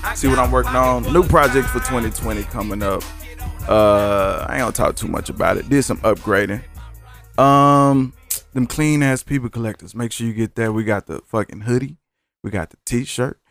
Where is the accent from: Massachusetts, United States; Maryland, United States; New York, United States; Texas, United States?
Texas, United States; Dallas; I'm from Dallas, too